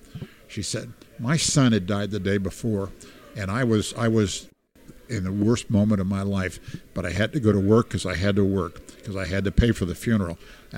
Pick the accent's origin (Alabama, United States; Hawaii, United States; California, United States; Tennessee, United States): Hawaii, United States; So I'm from Hawaii … that's for you.